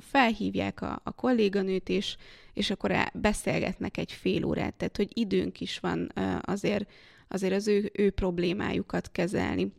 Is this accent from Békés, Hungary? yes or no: yes; Békés, Hungary; now in Budapest, Hungary; én nem budapesti vagyok, én Békés megyei